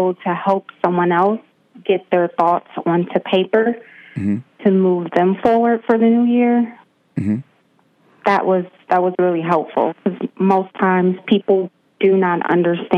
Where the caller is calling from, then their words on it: New York City, New York, United States; I am calling from New York City